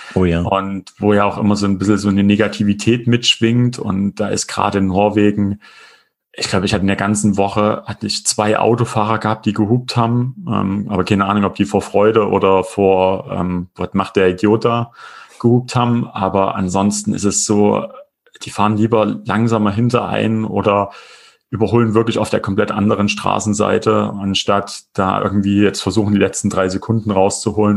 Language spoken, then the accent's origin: German; Erfurt, Thuringia, Germany; bei uns in Erfurt